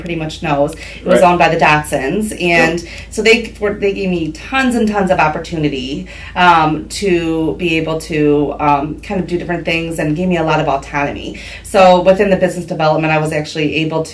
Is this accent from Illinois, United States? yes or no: no; Huron, Ohio, United States; also born or lived in Cincinnati / Michigan; now in Norwalk, United States; I grew up in Huron, Ohio